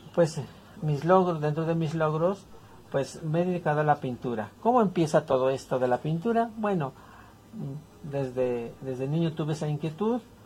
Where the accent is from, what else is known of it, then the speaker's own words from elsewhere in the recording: San Pedro Tlalcuapan, Tlaxcala, Mexico; also born or lived in Mexico City; Soy de aquí de San Pedro Tlalcuapan, del municipio de Chautempan, Tlaxcala